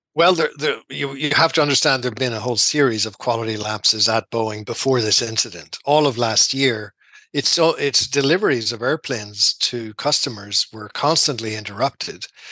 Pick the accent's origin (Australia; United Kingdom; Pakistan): United Kingdom; Dungannon, Northern Ireland; moved away as an adult; also born or lived in Belfast / Zimbabwe; now in Seattle, United States; I'm from Tyrone. I'm from Dungannon in County Tyrone